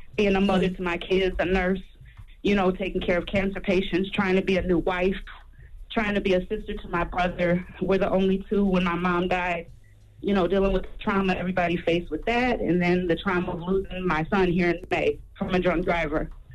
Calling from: Minnesota, United States; I'm calling from Minnesota

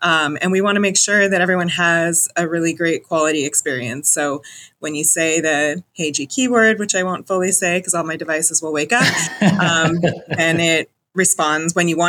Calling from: Seattle, Washington, United States

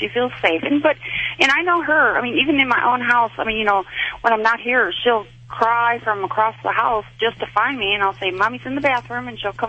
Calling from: Tennessee, United States

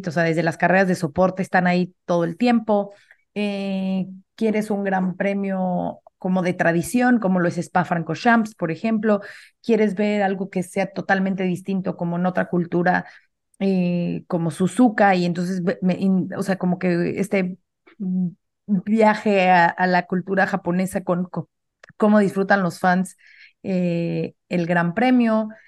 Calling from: Mexico City, Mexico; soy de la Ciudad de México.

